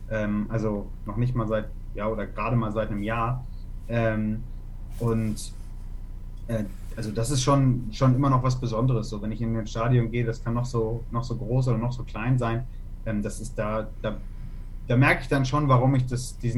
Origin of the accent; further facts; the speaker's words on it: Hamburg, Germany; Ja, ich bin äh, in Hamburg aufgewachsen, also mhm. also ich bin auch in Hamburg geboren.